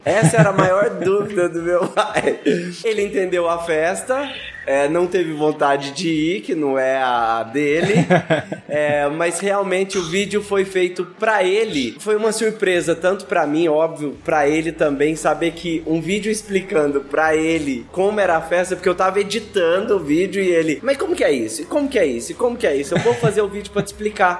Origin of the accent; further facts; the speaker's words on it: Campo Belo, Minas Gerais, Brazil; Eu sou de Campo Belo, fica no sul de Minas